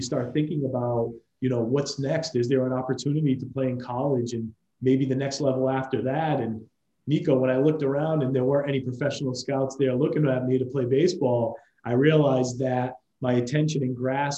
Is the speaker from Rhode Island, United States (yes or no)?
yes; Coventry, Rhode Island, United States; I'm from Coventry, Rhode Island, small town outside of Providence.